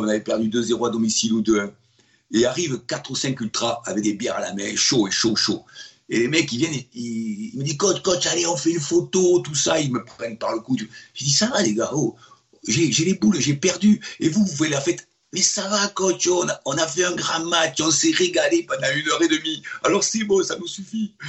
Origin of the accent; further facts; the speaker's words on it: Bordeaux, Nouvelle-Aquitaine, France; moved away as an adult; en tant que Bordelais